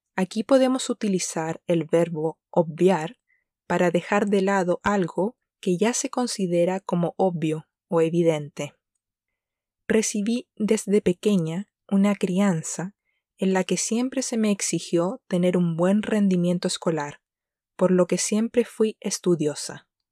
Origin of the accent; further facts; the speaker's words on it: Chile; la primera lengua extranjera que comenzamos a aprender en Chile durante la etapa escolar